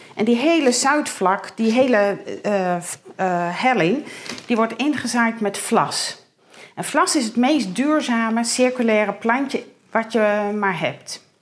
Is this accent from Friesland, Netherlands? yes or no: yes; Heeg, Friesland, Netherlands; ik kom uit Paling City